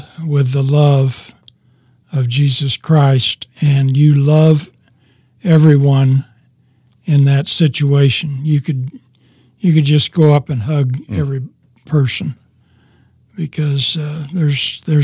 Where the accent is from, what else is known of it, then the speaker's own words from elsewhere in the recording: Cameron, Missouri, United States; also born or lived in Independence, Missouri; we moved to Cameron, Missouri.